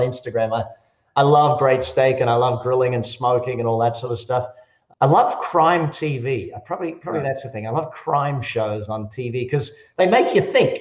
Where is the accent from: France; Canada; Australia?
Australia; now in Las Vegas, United States; I, I, am an Australian and an American. I live in Las Vegas